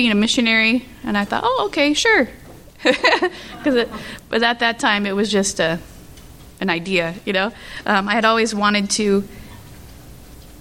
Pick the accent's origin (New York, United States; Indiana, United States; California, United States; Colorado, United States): California, United States; I was born and raised in California